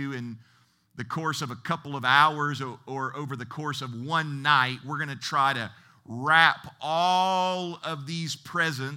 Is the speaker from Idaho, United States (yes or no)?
no; Ohio, United States; moved away as an adult; also born or lived in Seattle area, Washington; I'm originally from Ohio, and in my mid-20s, I relocated to the Seattle area